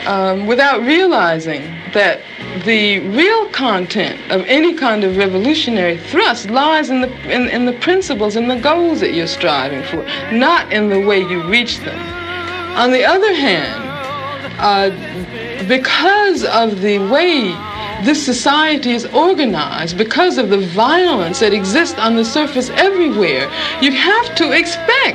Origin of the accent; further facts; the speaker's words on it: Birmingham, Alabama, United States; moved away; also born or lived in Los Angeles; I grew up in Birmingham, Alabama.